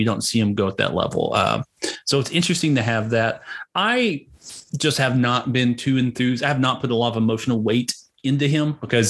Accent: Hugo, Oklahoma, United States; he's formerly from Hugo, Oklahoma, apparently my hometown.

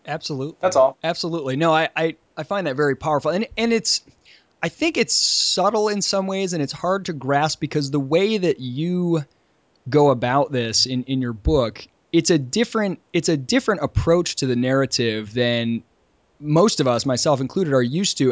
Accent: Michigan, United States; moved away as an adult; now in Charleston, United States; Since moving down to Charleston, I'm from Michigan originally, and since moving down to Charleston four years ago

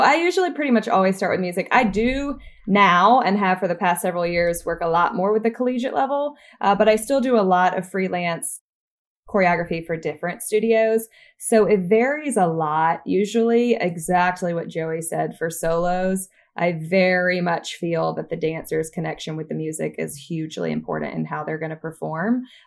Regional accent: Troy, Alabama, United States; moved away as an adult; also born or lived in New York; I'm originally from Troy, Alabama

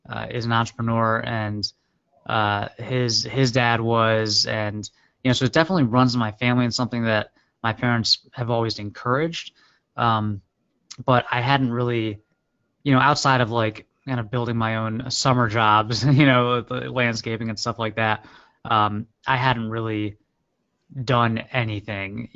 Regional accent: Maryland DC area, United States; also born or lived in upstate New York; my dad is an IB was an IBMer, and then we moved down to DC when I was very like 4. He was still with IBM, so I grew up in the Maryland DC area

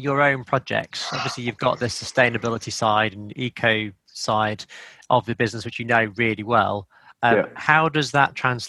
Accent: Wakefield, Yorkshire and the Humber, United Kingdom; I grew up in Wakefield

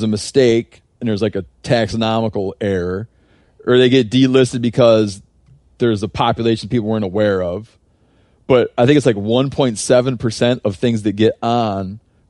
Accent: Michigan, United States; in my home state of Michigan

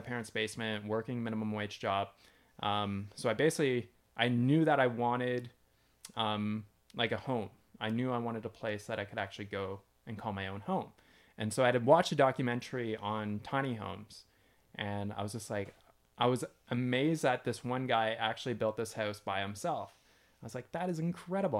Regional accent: London, Ontario, Canada; moved away as an adult; also born or lived in British Columbia; now in Arizona, United States; moved back to where I grew up in London, Ontario

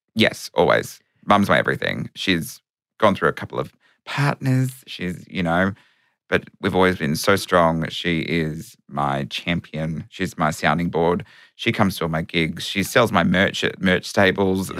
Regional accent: Melbourne, Victoria, Australia; metropolitan Melbourne, which I was.

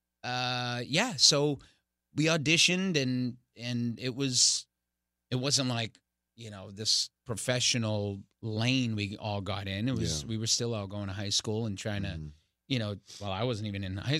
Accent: Boston, Massachusetts, United States; Jamaica Plain, my hometown

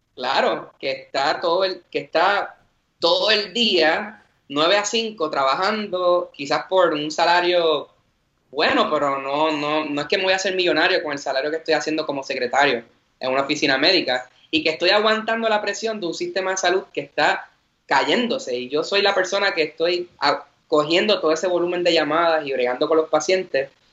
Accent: Vega Baja, Puerto Rico; soy de Vega Baja, orgullosamente

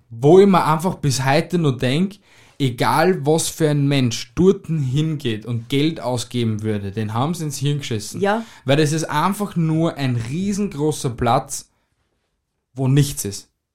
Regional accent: Austria; bei uns in Österreich

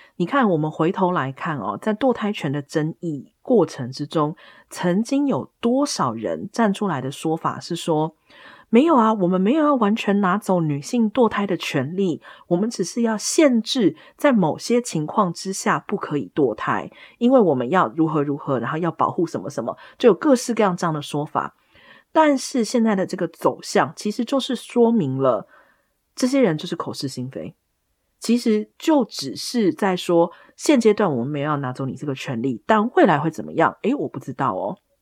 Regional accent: Taiwan; 我们在台湾长大的人

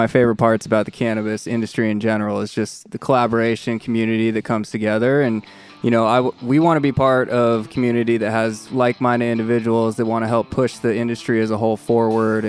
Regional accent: Boise, Idaho, United States; I'm from Boise. Yeah, perfect. Boise, Idaho

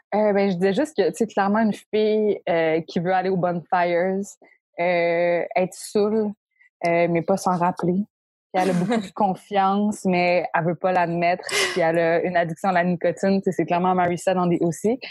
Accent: Quebec City, Quebec, Canada; je viens de Québec, OK? À Québec, il n'y a pas tant de choses à faire que ça

